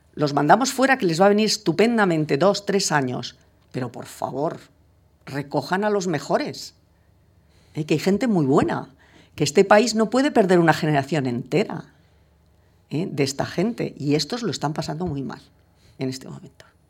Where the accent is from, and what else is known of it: Spain